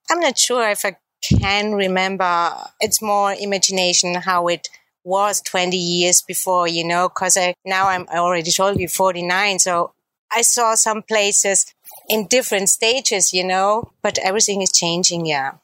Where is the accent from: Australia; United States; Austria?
Austria; Salzburg; I was born and raised in Salzburg in Austria